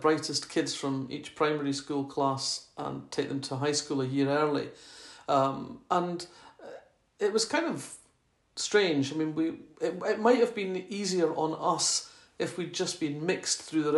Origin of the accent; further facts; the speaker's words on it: Fife, Scotland, United Kingdom; accent: Scottish; moved away as an adult; also born or lived in Oxford; growing up in Fife in the 1960s, we only had 3 vegetables